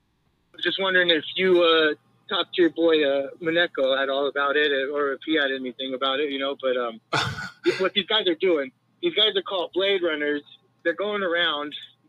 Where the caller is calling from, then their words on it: Claremont, California, United States; from Claremont, California.